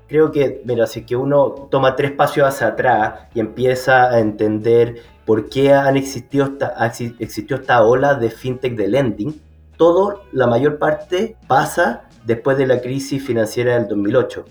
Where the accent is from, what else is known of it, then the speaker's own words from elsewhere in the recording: Chile; que soy chileno